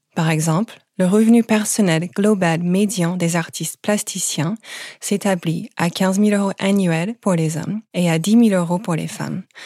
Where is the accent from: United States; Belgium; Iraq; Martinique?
United States; French is a second language; now in France; vous pouvez peut-être l'entendre à mon accent, je n'ai pas grandi en France. Je viens des États-Unis